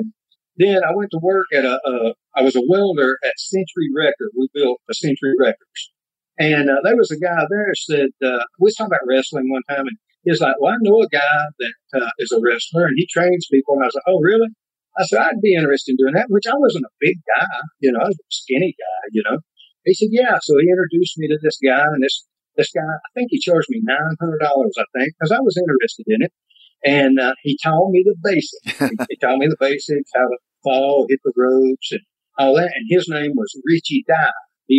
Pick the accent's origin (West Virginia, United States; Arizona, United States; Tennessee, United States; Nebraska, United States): Tennessee, United States; Birchwood; Birchwood, Tennessee.